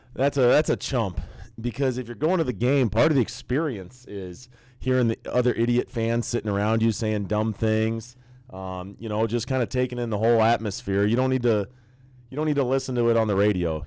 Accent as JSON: {"language": "English", "region": "Nebraska", "country": "United States", "tie": "born or raised there", "said": "I grew up in Nebraska, so I, I was an outcast in a lot of ways being a Hawkeye fan"}